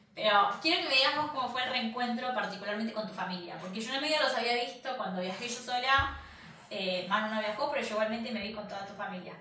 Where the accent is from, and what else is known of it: Argentina; moved away as an adult; now in Michigan, United States